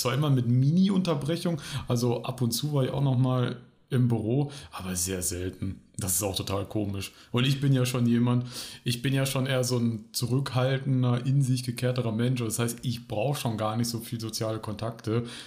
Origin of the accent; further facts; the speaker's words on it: Bielefeld, North Rhine-Westphalia, Germany; now in Mannheim, Germany; ich wohne jetzt näher Mannheim, komme aber eigentlich aus äh, einer Stadt, die es nicht gibt. Ja, ich nehme den Gag einfach vorweg, nämlich aus Bielefeld.